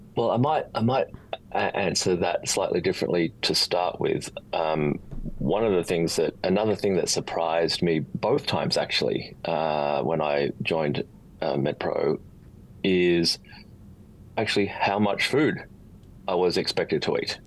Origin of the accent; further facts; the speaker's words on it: Australia; also born or lived in Sydney; Born and bred in Australia. Uh, live in Sydney now